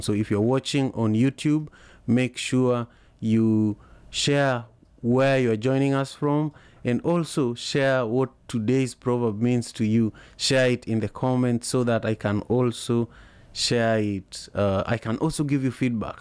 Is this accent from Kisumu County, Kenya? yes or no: yes; Kisumu, Kisumu County, Kenya; now in Seattle, United States; I am in Seattle, Washington, but I am from Kisumu, Kenya originally.